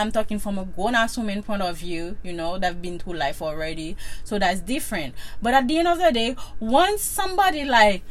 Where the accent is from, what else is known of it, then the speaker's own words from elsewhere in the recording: Haiti; moved away; I'm from Haiti